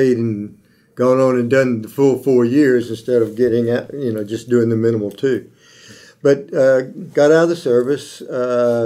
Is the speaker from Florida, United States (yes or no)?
yes; Tallahassee, Florida, United States; I'm one of the few Tallahassee natives that you'll run into. I was born here in Tallahassee, graduated from Leon High School